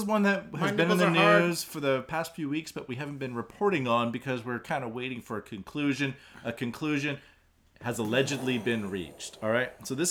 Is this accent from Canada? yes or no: yes; Canada; now in Japan; I'm Canadian.